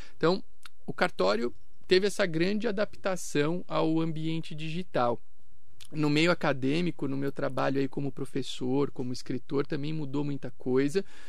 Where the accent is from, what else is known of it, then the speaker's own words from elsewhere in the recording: São Caetano do Sul, São Paulo, Brazil; also born or lived in Itápolis / Itaquaquecetuba / Campos do Jordão; now in Mogi das Cruzes, Brazil; em São Caetano do Sul, que foi a cidade onde eu cresci. Eu morei por 20 anos lá